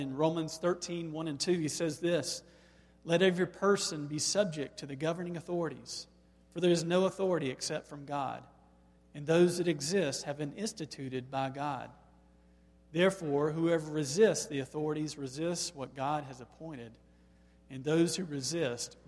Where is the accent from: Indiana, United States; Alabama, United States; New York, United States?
Alabama, United States; Black; growing up in Black, Alabama